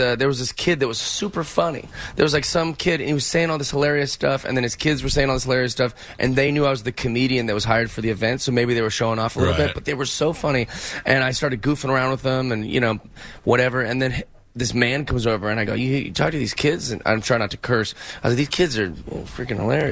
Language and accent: English; Seattle, Washington, United States; I grew up in Seattle, so when I was young, a little punk skater kid